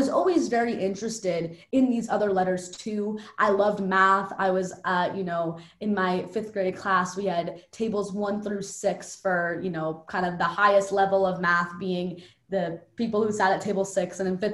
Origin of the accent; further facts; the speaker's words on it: New York City, New York, United States; I grew up in Park Slope, Brooklyn. I still live in Park Slope, Brooklyn